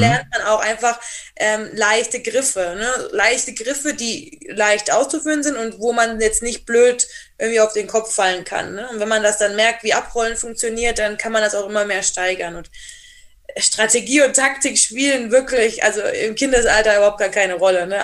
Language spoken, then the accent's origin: German; Rhineland, Germany; also born or lived in Black Forest; now in Triberg, Germany; ich bin ja selber aus dem Rheinland